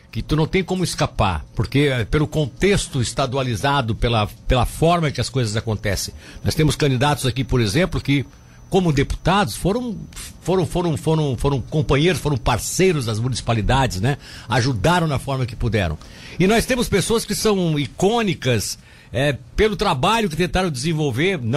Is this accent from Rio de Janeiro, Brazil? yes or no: no; Tubarão, Santa Catarina, Brazil; Eu, eu sou de Tubarão.